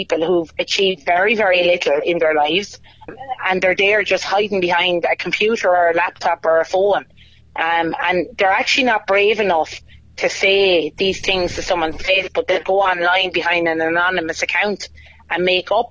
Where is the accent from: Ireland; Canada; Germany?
Ireland; Wexford, Leinster; accent: Wexford; I'm very proud to be a Wexford woman.